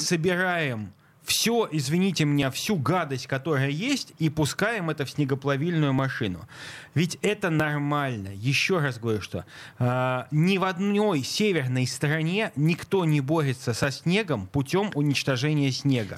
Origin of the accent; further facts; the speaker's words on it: Saint Petersburg, Russia; А я как петербуржец хочу сказать, что так. я вырос в занесенном снегом Ленинграде